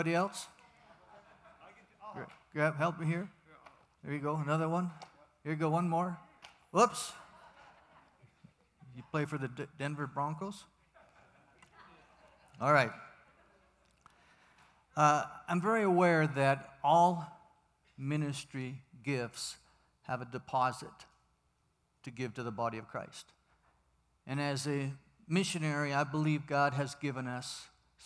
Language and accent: English; Vancouver, British Columbia, Canada; moved away as an adult; also born or lived in United States; now in Mexico; I'm originally from the Promised Land, Vancouver, British Columbia, where I was born and raised, a Canadian.